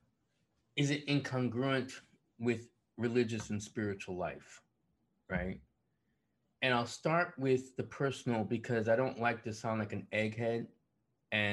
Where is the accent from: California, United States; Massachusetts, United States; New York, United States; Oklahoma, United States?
New York, United States; Buffalo; moved away as an adult; also born or lived in Syracuse; away from Buffalo, away from my home, away from that church